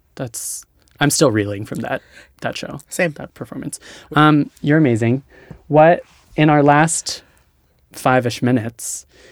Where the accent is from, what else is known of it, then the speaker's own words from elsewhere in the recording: Hawaii, United States; moved away; I'm from Hawaii